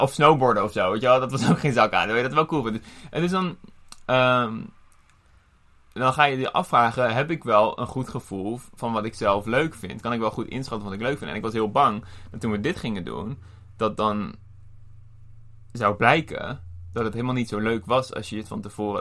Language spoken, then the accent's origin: Dutch; Netherlands; als Nederlanders